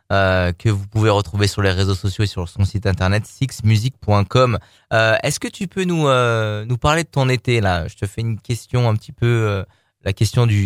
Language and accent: French; Lyon, Auvergne-Rhône-Alpes, France; on est lyonnais